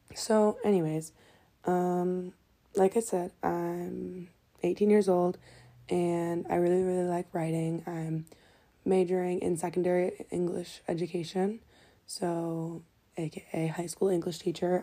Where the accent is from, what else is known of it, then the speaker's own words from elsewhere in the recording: Detroit, Michigan, United States; I'm from Detroit, Michigan